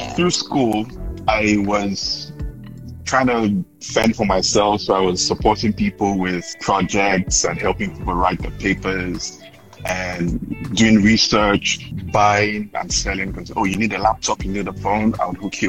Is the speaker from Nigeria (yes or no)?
yes; Nigeria; now in Accra, Ghana; I'm from Nigeria, and I'm joining from Accra, Ghana today